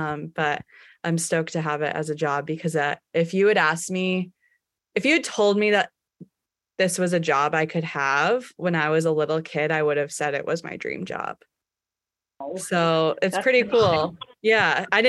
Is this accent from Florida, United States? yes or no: no; Truro, Massachusetts, United States; Born and raised in Truro.